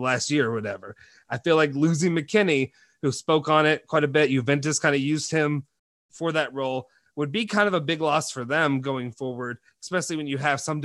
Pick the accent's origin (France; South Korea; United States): United States; I'm an American.